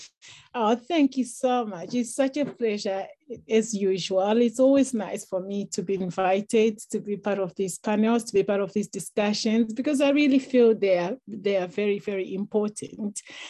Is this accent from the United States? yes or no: no; Zimbabwe; moved away; I grew up in Africa, I grew up in Zimbabwe, where equalities don't exist, especially for women. So as a girl who grew up in a village, in a rural area